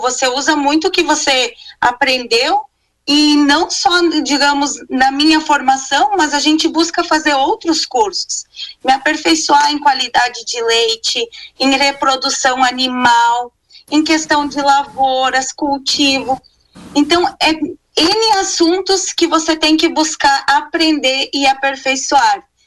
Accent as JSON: {"language": "Portuguese", "town": "Estrela", "region": "Rio Grande do Sul", "country": "Brazil", "said": "eu sou de Estrela, sou formada em engenharia de produção, optei em ficar no interior"}